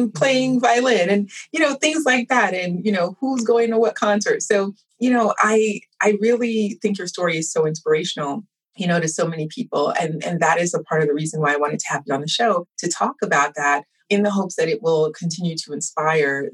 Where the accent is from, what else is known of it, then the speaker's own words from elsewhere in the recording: New York, United States; now in Atlanta, United States; I'm a New Yorker at heart, born and bred